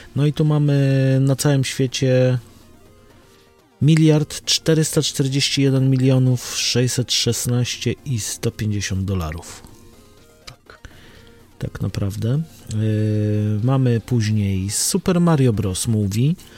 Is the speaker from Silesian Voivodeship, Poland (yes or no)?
no; Łódź, Łódź Voivodeship, Poland; u nas w Łodzi